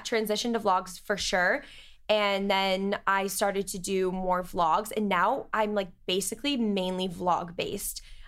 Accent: Cape Cod, Massachusetts, United States; moved away as an adult; now in Boston, United States; I'm from Cape Cod.

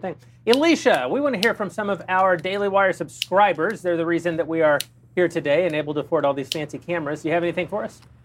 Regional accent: Texas, United States; I'm from Texas

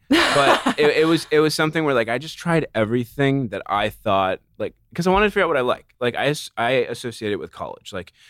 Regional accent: Carlsbad, California, United States; I'm from Carlsbad, which okay. is like in San Diego.

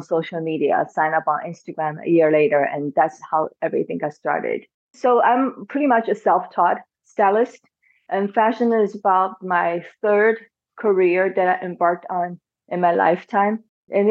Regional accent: China; now in Washington, DC, United States; I grew up in China

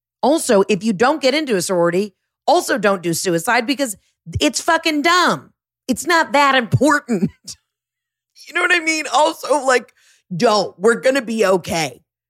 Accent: Georgia, United States; We were like the only two girls from Georgia.

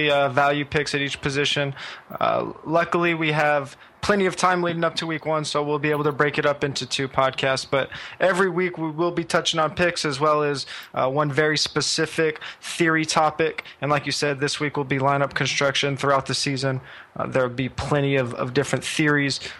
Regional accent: California, United States; I'm from California

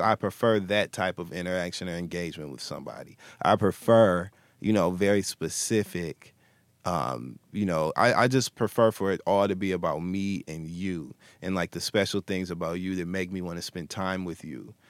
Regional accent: Flint, Michigan, United States; I'm from Michigan, Flint, Michigan specifically.

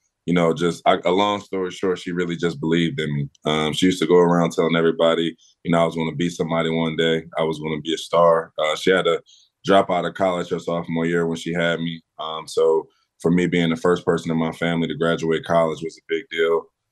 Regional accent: Philadelphia, Pennsylvania, United States; growing up in West Oak Lane

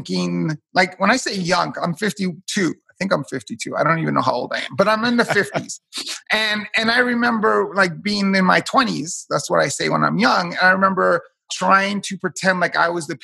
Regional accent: New York City, New York, United States; I'm a first generation American, born and raised in Hell's Kitchen, New York

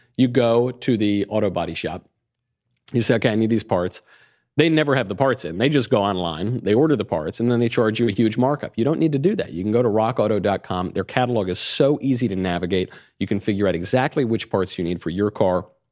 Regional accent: New York, United States; moved away; I come from New York. I was in New York in the nineties.

